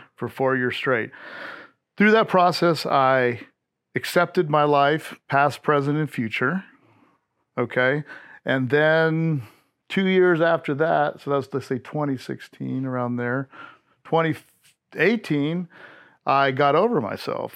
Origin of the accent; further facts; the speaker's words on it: Hawaii, United States; moved away as an adult; also born or lived in Panama / Fort Ord; now in Austin, Texas, United States; I grew up in Hawaii where cannabis and mushrooms were decriminalized back in the seventies